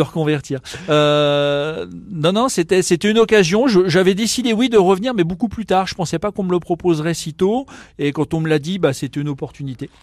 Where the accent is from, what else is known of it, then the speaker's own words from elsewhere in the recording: Vesoul, Bourgogne-Franche-Comté, France; also born or lived in Burgundy; now in Nancy, France; je suis bourguignon et j'ai grandi à Vesoul